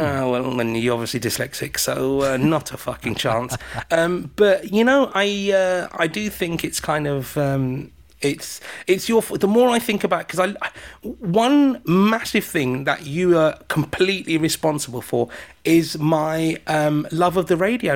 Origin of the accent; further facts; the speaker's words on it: United Kingdom; I'm British